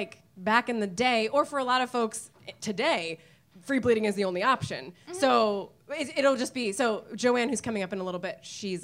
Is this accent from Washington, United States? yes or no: yes; outside Seattle, Washington, United States; I grew up outside Seattle, so we would, I grew up outside Seattle